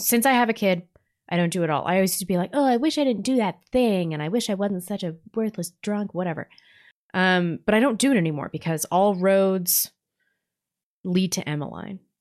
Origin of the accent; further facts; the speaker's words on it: St. Louis, Missouri, United States; growing up in Saint Louis, in the s, the suburbs of Saint Louis where there was inner city busing